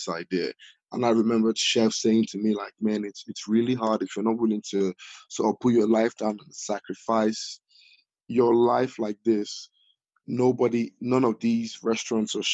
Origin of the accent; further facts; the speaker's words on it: Walsall, West Midlands, United Kingdom; also born or lived in Nigeria; my hometown, my home city